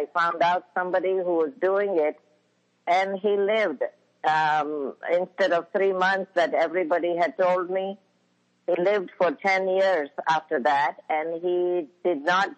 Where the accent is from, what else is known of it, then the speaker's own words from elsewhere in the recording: India; moved away as an adult; when I was in India.